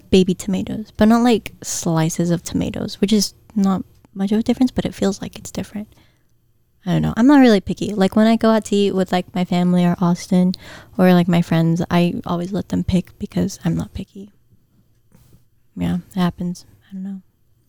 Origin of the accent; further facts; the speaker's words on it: Guam; accent: Guamanian Filipino; It's my Guamanian Filipino accent.